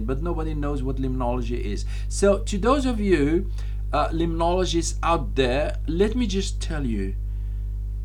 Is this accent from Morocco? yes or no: yes; Morocco; I'm from Morocco, so I understand what it means to be tribal